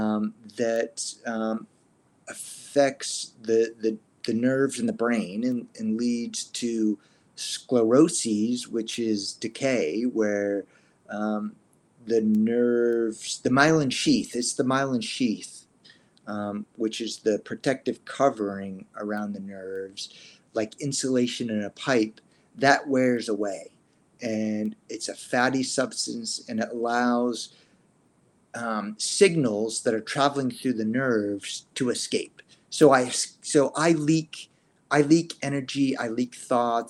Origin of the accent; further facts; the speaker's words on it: East Coast, United States; I was born in the East Coast